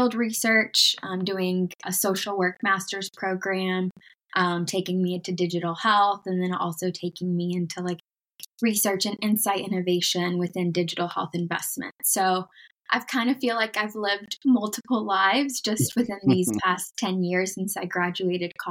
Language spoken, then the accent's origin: English; United States; also born or lived in Mexico; growing up in the United States